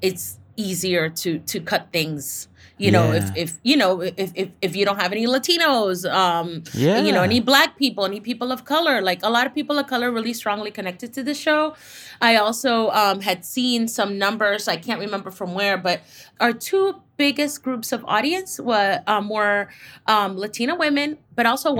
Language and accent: English; Miami, Florida, United States; moved away; I come from the East Coast and Miami, you know, shout out to 305.